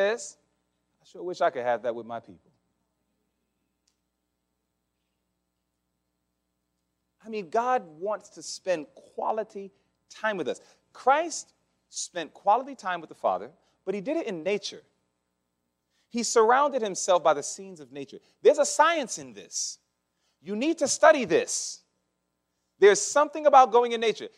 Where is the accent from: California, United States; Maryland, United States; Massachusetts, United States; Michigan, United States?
Massachusetts, United States; I'm from Massachusetts